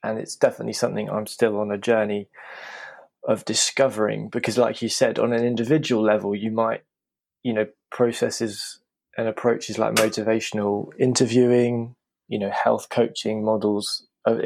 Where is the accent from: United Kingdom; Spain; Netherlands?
United Kingdom